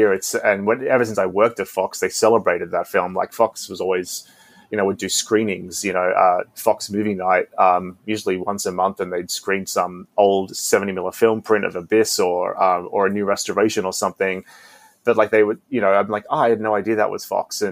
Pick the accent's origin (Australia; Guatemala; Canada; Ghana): Australia; now in Los Angeles, United States; growing up in Australia as well, it was very, very different, sometime when I moved here